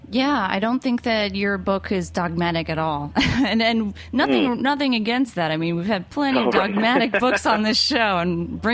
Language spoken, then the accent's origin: English; East Coast, United States; I'm from the East Coast and I don't really know much about Midwest.